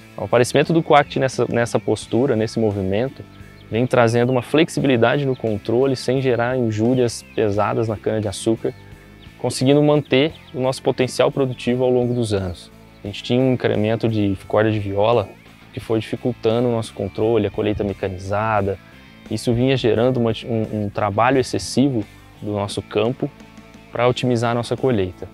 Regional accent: Tupaciguara, Minas Gerais, Brazil; Somos da região de Tupaciguara, Minas Gerais

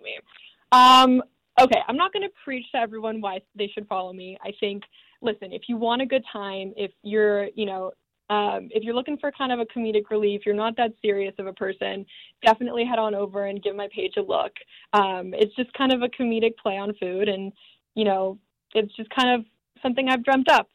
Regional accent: San Diego, California, United States; moved away as an adult; also born or lived in Arizona; now in Los Angeles, United States; I am originally from San Diego, California

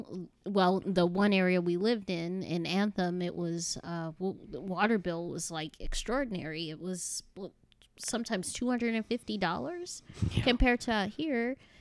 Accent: Chicago, Illinois, United States; born there; now in North Carolina, United States; Well, I was born in Chicago, Illinois. It didn't get as hot as Arizona, but it was pretty humid.

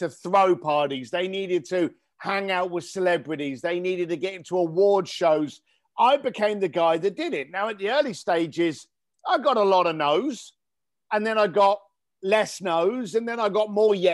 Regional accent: London, United Kingdom; now in Los Angeles, United States; I grew up in East London. I'm here living in Los Angeles now.

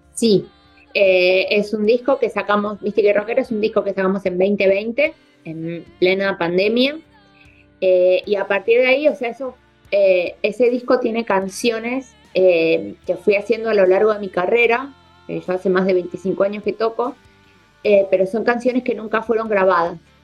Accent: Buenos Aires, Argentina; yo soy porteña

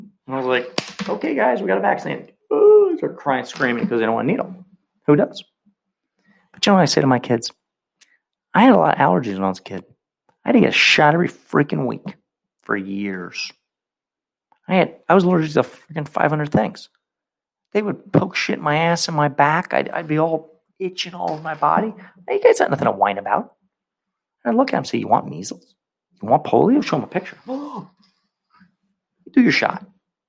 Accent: United States; I don't live in China. I don't live in Cuba. I'm an American

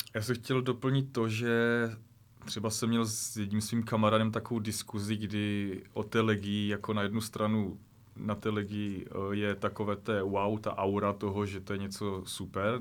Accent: Ostrava region, Moravian-Silesian Region, Czechia; also born or lived in Corsica; tam ještě u nás na Ostravsku

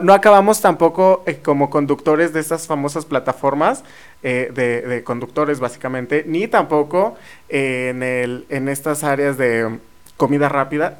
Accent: near Teotihuacán, State of Mexico, Mexico; now in San Luis Potosí, Mexico; yo soy de cerca de la zona arqueológica de Teotihuacán

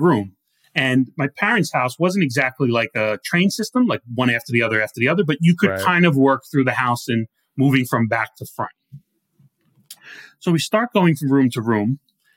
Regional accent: New Rochelle, New York, United States; moved away; I grew up on the South End

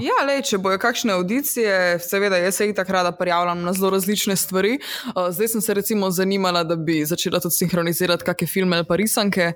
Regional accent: Radeče, Lower Sava, Slovenia; moved away; jaz prihajam iz enega zelo mehkega kraja na, mhm. v Posavju

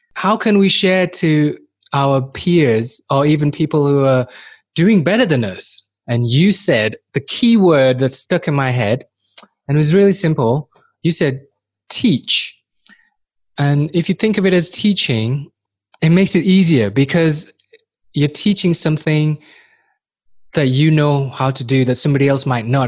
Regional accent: Manchester, North West England, United Kingdom; moved away as an adult; also born or lived in Far East / Newcastle; now in Helsinki, Finland; I was born in Far East. I grew up in Manchester, England, and most people see me as a mank as a Mancunian

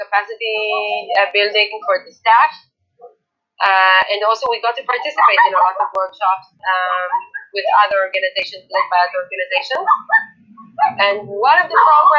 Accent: Tel Aviv, Tel Aviv District, Israel; I come from Tel Aviv and from a very, very, very left-wing and liberal family

